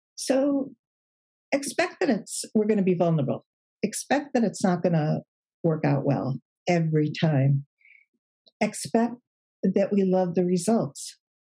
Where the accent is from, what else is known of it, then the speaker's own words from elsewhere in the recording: Chicago, Illinois, United States; moved away as an adult; now in California, United States; I'm from Chicago, but now we we're in California